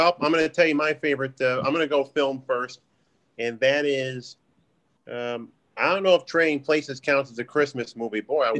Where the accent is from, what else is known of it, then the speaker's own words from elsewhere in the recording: California, United States; moved away; I grew up in California. That's San Francisco, man.